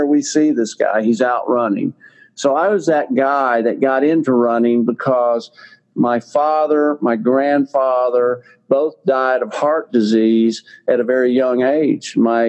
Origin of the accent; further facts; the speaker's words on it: Texas, United States; accent: Texas drawl; I am a Texan. You can probably tell from my little bit of my Texas drawl that I've got left, but I was living in Texas and north of Houston, Texas